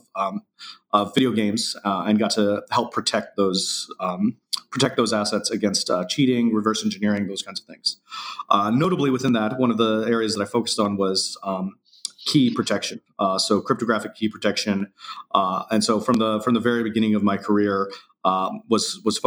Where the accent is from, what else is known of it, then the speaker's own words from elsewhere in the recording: Indiana, United States; now in San Francisco, United States; I grew up in Indiana, kind of a small town